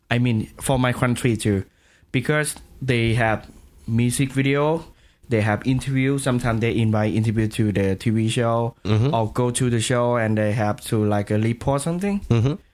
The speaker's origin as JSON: {"language": "English", "country": "Thailand", "tie": "born or raised there", "second_language": "English", "said": "Um, my family is uh, Chinese, so I'm start to listen … when I was twelve, I think."}